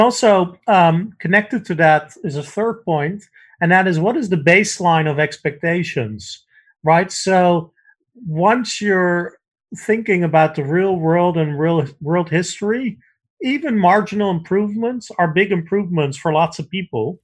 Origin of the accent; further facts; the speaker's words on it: Netherlands; moved away; I grew up in the Netherlands where we have a relatively uncorrupt civil service